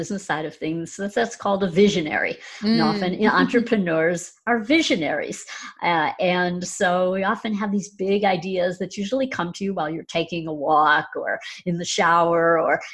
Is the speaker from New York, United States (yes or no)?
no; Chicago, Illinois, United States; I'm from the Chicago area